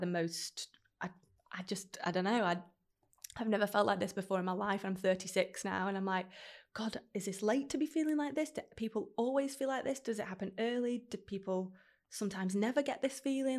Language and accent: English; Stockport, North West England, United Kingdom; I grew up in Stockport, which is very landlocked